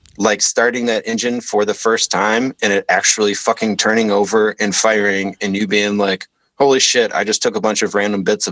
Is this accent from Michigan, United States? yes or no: yes; Detroit, Michigan, United States; also born or lived in Petoskey, Michigan; I was born in Detroit. I grew up in a very like affluent, area on the east side of Detroit